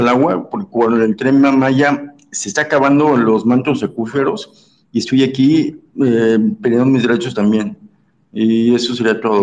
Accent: Cancún, Quintana Roo, Mexico; Yo soy de Cancún

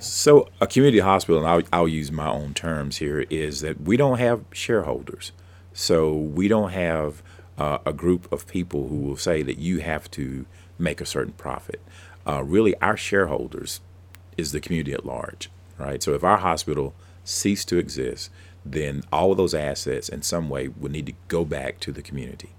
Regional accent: Abbeville County, South Carolina, United States; I grew up down in Abbeville County

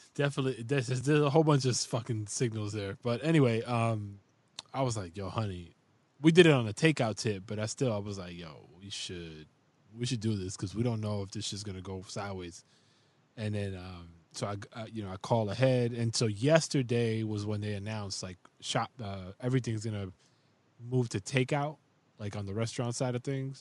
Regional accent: New York City, New York, United States; now in Upstate New York, United States; I'm from the Bronx

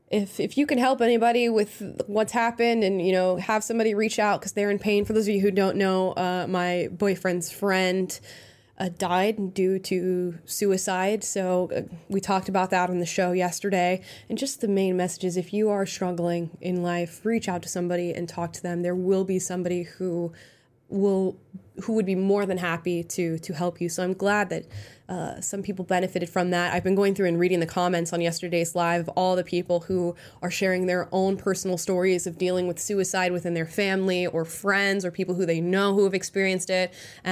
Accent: Florida, United States; Well, I am from Florida, but for some reason, I didn't get any of, like, I didn't get a Southern draw, and it makes me so upset.

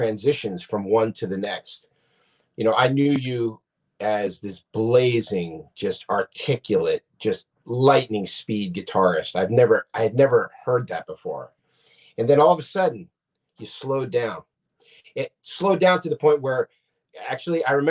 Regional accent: Asbury Park, New Jersey, United States; I grew up in New Jersey. I grew up in Asbury Park.

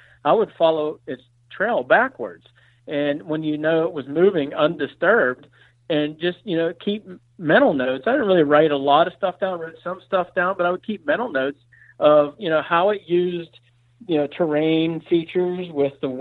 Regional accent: Pennsylvania, United States; I grew up in Pennsylvania. I grew up in the mountainous region of Pennsylvania

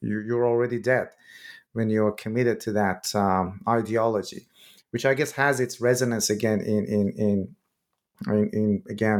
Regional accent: Iran; moved away; I'm originally from Iran myself. When Iran and Iraq war happened, I was a little kid.

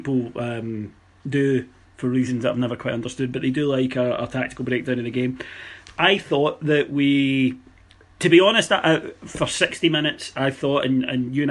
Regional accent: Scotland, United Kingdom; growing up in Scotland

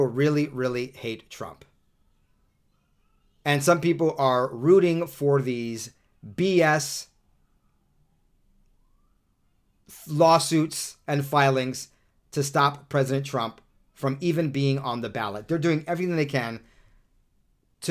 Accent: Southern California, United States; also born or lived in New York; now in Utah, United States; I'm from New York as well originally, but, you know, I only lived there the first 9 or 10 years of my life. I'm pretty much a Southern Californian

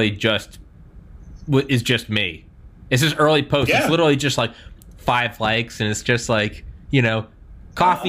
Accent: New England, United States; I'm from New England

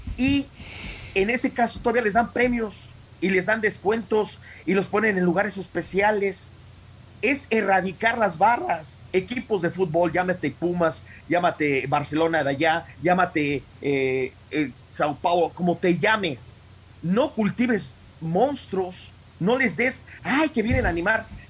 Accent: Mexico; soy mexicano nací en México y voy a morir mexicano. Y, crecí en México

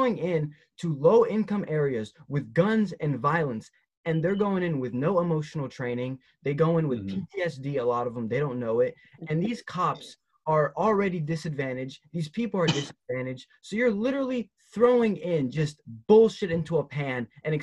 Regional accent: Tennessee, United States; I'm just from Tennessee

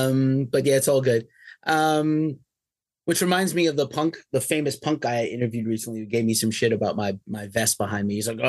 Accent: New York City, New York, United States; now in California, United States; I'm from New York City originally. I live in California now.

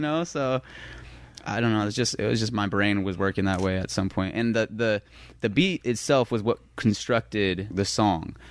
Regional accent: Las Vegas, Nevada, United States; I'm from Las Vegas

